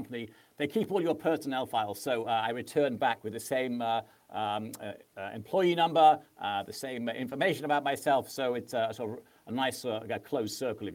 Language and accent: English; Manchester, North West England, United Kingdom; moved away as an adult; also born or lived in California; I'm native Englishman and came from Manchester